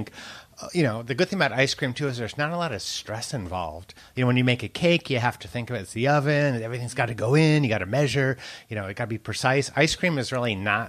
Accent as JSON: {"language": "English", "town": "San Francisco", "region": "California", "country": "United States", "moved": "yes", "lives_now": "Paris, France", "said": "I'm from California."}